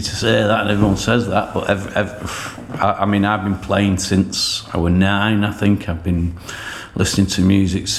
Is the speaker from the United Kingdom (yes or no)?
yes; Leyland, North West England, United Kingdom; I was born in Farrington, Leyland, and I grew up in the 70s